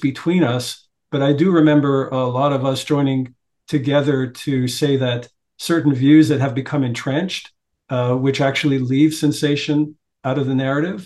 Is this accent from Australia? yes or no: no; Montreal, Quebec, Canada; now in Toronto, Canada; Montreal. Yeah, I was raised in Montreal